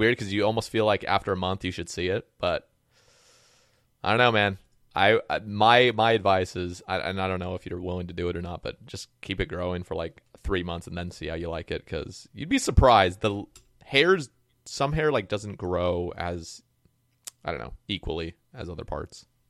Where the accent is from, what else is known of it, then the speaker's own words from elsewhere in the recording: Oregon, United States; moved away; I grew up on the West Coast, like Oregon